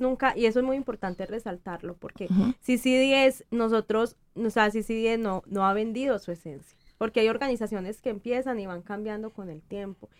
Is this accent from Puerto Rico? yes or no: no; Colombia; yo soy colombiana